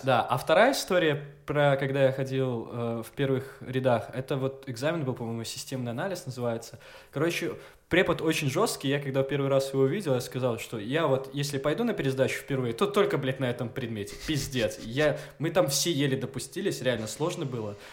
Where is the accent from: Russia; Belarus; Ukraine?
Belarus; Gomel, Gomel Region; я из Гомеля, я чернобыльский